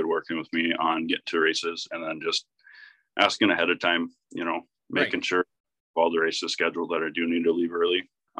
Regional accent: Brule, United States; I'm 24 years old, about to be 25 here. I live like 3/4 of a mile from where I grew up in Brule. Actually, I bought my grandparents' place here.

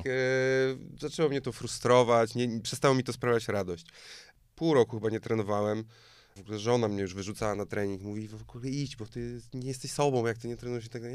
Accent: Poland; also born or lived in Tricity; no z Polski

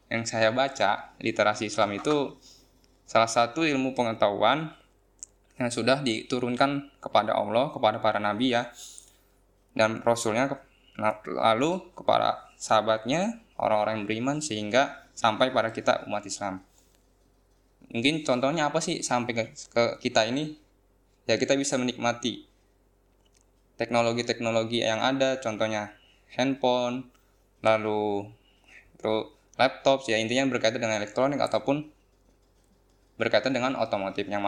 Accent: Bekasi, West Java, Indonesia; born there; Saya lahir di Bekasi pada tanggal 22 Desember. Lalu saya tinggal bersama orang tua saya di daerah Cikarang Kota

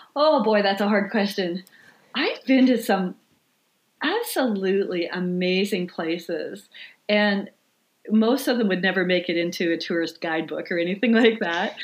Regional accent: Swan River, Manitoba, Canada; I grew up in uh, the thriving metropolis of Swan River, Manitoba, which uh, is a tiny little town in northern Manitoba

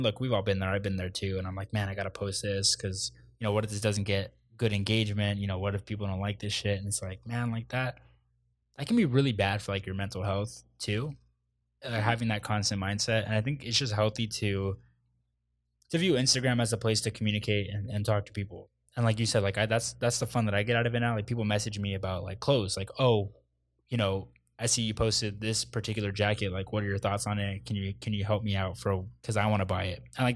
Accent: San Jose, California, United States; now in New York, United States; I'm from the Bay Area. Like I was born in San Jose, San Francisco area

